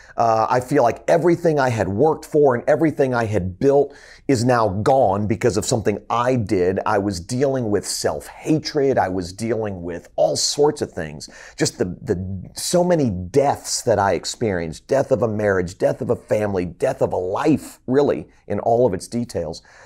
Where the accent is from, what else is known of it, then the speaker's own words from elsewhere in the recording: Fort Lauderdale, Florida, United States; moved away as an adult; also born or lived in Columbia, South Carolina / Tennessee; moved back home to my hometown of Fort Lauderdale, Florida